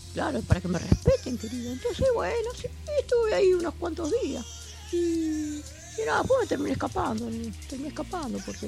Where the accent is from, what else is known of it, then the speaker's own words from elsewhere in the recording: San Lorenzo, Santa Fe, Argentina; yo soy de San Lorenzo